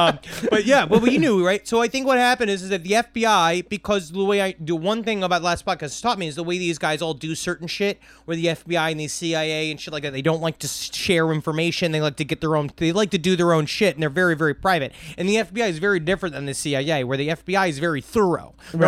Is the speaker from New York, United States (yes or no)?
yes; Queens, New York, United States; I'm from Queens.